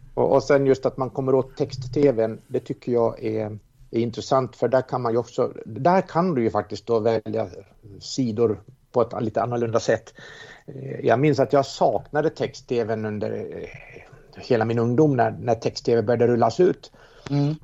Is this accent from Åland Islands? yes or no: yes; Åland Islands; Jag är ålänning